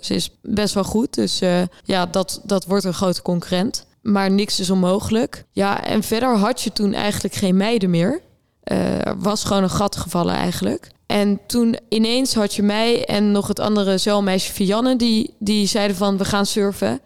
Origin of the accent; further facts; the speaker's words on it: Rotterdam, South Holland, Netherlands; ik kom uit Rotterdam